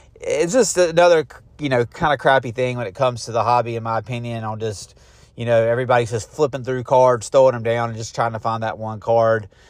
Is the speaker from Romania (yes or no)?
no; Garner, North Carolina, United States; Garner, North Carolina, which is my hometown